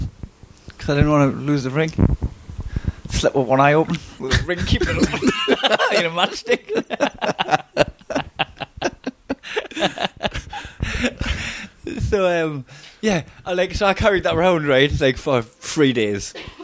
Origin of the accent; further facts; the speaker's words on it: Newcastle upon Tyne, North East England, United Kingdom; accent: Geordie; I'm a Geordie, I would say, "Would you marry us?"